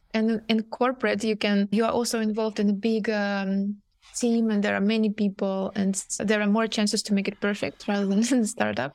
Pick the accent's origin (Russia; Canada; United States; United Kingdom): Russia; moved away as an adult; now in Amsterdam, Netherlands; I'm coming initially from Russia. Right now, I'm based in Amsterdam.